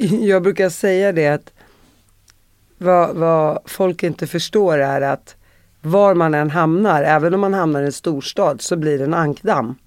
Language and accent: Swedish; Uppsala, Uppsala County, Sweden; jag är från Uppsala